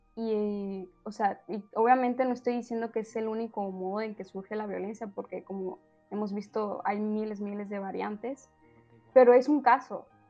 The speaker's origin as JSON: {"language": "Spanish", "region": "Sinaloa", "country": "Mexico", "said": "somos de Sinaloa, entonces se tiene un concepto y que sí, hay muchísimos hombres machistas aquí"}